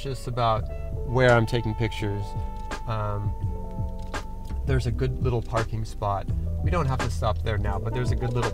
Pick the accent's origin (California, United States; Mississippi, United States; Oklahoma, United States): California, United States; Los Angeles; born or raised there